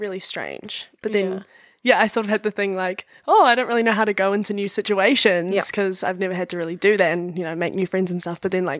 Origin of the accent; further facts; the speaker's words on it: Raglan, Waikato, New Zealand; now in Hamilton, New Zealand; I've got 4 or 5 other flatmates that we're all from Raglan, and we all moved for, like, study, and I just decided to have a gap year.